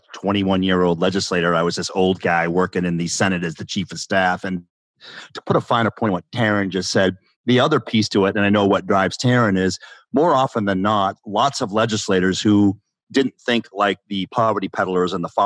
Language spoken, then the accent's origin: English; Walterboro, South Carolina, United States; I'm from Walterboro